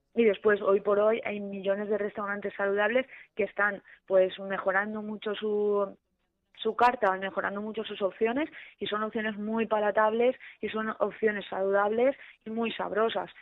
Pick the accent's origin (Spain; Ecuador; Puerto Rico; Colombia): Spain; Alzira, Valencian Community; yo soy de pueblo, yo soy de Alcira